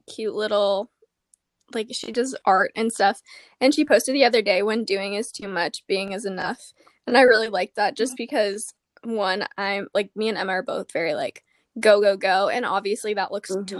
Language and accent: English; Gilbert, Arizona, United States; But I'm from Arizona. I grew up in Gilbert